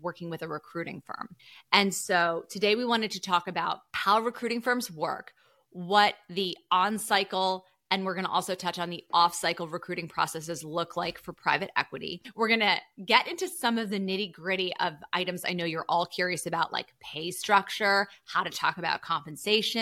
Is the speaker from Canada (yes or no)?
yes; Canada; moved away; I'm from Canada, proud Canadian. But yeah, originally from Canada